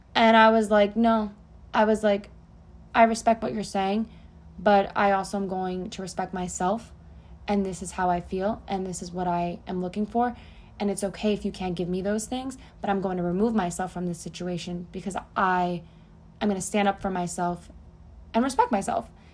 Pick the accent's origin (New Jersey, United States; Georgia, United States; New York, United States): New Jersey, United States; moved away as an adult; now in Florida, United States; I was born and raised in Jersey, and at 24, I left and came to Florida